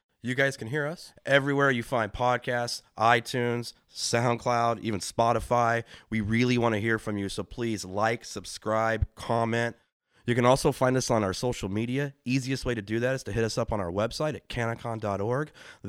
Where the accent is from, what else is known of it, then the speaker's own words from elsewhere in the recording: California, United States; love California. It's my home state.